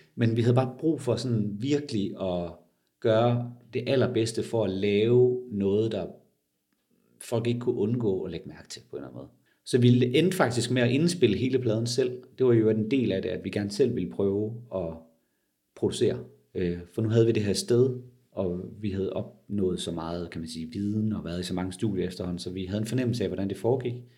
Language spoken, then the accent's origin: Danish; Denmark; som danskere